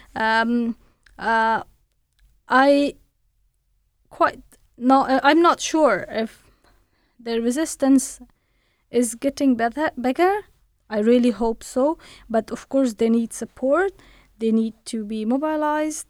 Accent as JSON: {"language": "English", "country": "Afghanistan", "tie": "born or raised there", "moved": "as an adult", "lives_now": "United Kingdom", "said": "I was born in Afghanistan. I studied in Afghanistan and, uh, I worked in Afghanistan"}